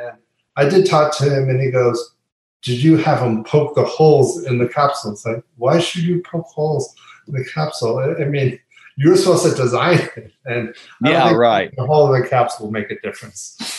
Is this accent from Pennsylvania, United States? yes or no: yes; Pennsylvania, United States; born or raised there; now in Florida, United States